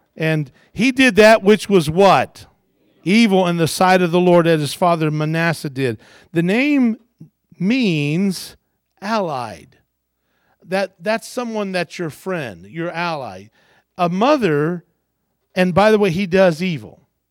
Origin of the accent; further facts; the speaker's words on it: Kentucky, United States; I was born in Kentucky because I wanted to be close to my mom when I was born